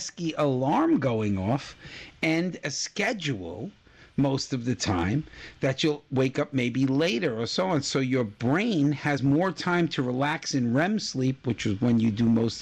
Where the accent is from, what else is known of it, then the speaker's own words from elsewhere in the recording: Florida, United States; moved away; my home state of Florida